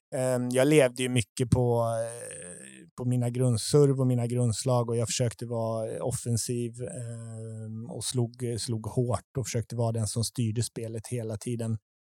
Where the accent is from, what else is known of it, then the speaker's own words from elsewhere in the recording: Tibro, Västra Götaland, Sweden; jag är uppväxt i Sverige